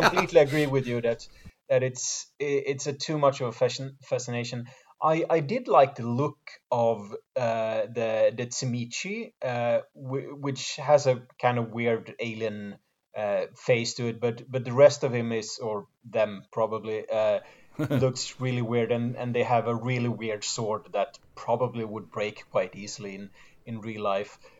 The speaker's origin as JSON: {"language": "English", "country": "Sweden"}